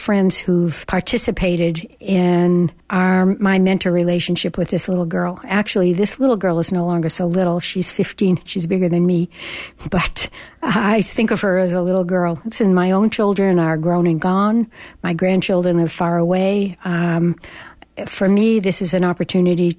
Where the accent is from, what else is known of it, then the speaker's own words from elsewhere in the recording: Boston, Massachusetts, United States; now in Berkeley, United States; I come from Boston.